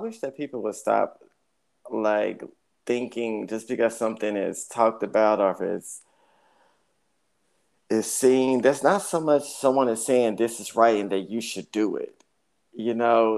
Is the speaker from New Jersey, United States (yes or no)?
no; Dallas, Texas, United States; I'm born and raised here in Dallas